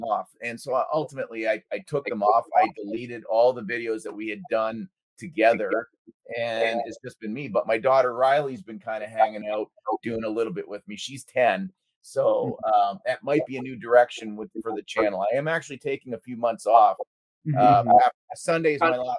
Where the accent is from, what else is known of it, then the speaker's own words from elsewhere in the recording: Canada; being Canadian